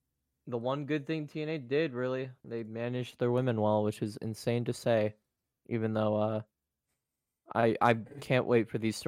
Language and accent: English; Philadelphia, Pennsylvania, United States; We were raised there.